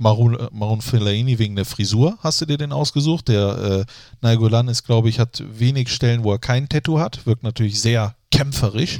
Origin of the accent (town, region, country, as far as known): Germany